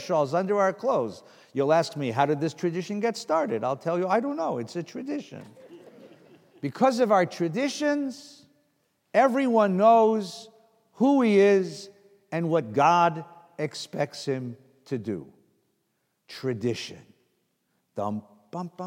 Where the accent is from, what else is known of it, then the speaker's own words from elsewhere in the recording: California, United States; I'm from California